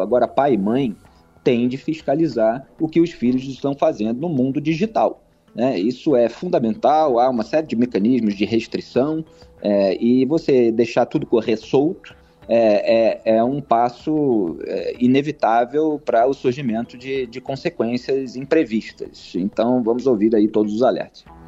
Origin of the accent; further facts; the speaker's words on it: Rio de Janeiro, Brazil; now in São Paulo, Brazil; eu, como carioca, estou acostumado